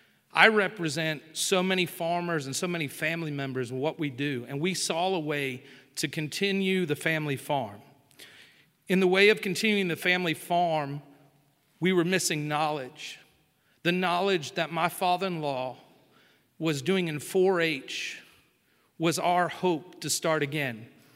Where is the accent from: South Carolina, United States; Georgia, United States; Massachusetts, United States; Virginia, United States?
South Carolina, United States; upstate; also born or lived in Ohio; I live on the coast of South Carolina. I was born in Ohio and spent my whole life in the upstate of South Carolina. Upstate and low country are two different worlds.